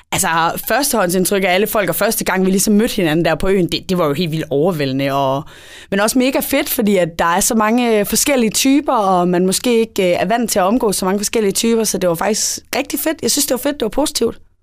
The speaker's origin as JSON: {"language": "Danish", "town": "Esbjerg", "region": "Southern Denmark", "country": "Denmark", "said": "Jeg er syvogtyve, og jeg er fra Esbjerg"}